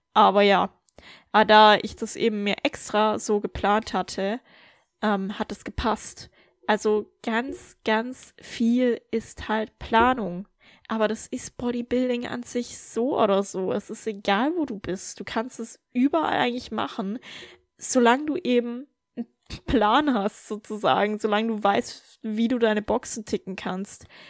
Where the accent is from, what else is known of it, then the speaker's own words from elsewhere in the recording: Germany; moved away; in Deutschland in meinem Heimatland